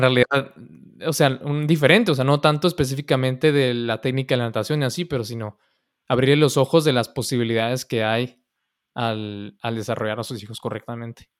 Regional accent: Mexico; moved away; soy mexicano

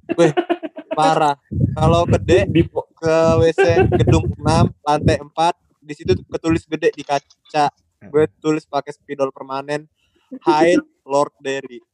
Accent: Palembang, South Sumatra, Indonesia; moved away; gue lagi balik ke kampung halaman gue di Palembang

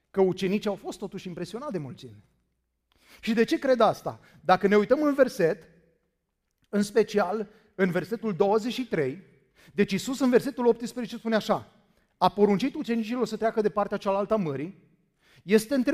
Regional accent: Danube area, Romania; Credeți-mă, am crescut la Dunăre

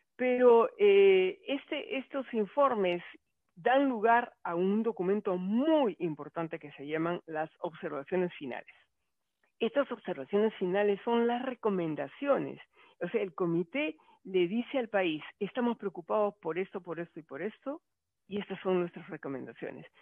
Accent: Peru; yo de Perú

